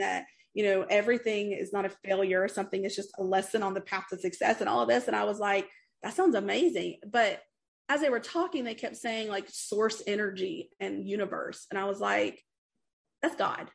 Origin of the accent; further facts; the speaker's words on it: East Tennessee, United States; I grew up in East Tennessee in the Appalachian Mountain area